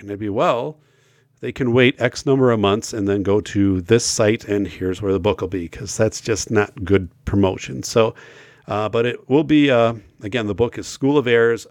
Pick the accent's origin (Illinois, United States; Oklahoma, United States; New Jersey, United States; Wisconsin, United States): Wisconsin, United States; northern; I grew up in in more of northern Wisconsin. I live now in southern Wisconsin